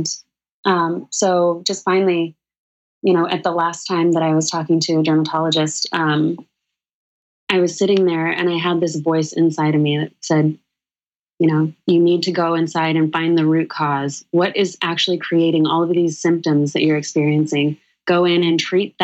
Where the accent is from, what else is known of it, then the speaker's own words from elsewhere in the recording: Sedona, Arizona, United States; now in New York City, United States; Danielle and I grew up together in Sedona, Arizona